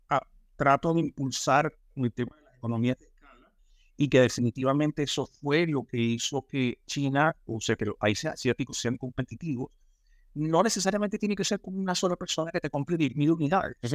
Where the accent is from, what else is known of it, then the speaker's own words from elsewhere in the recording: Chile; yo te pago en Chile porque soy chileno.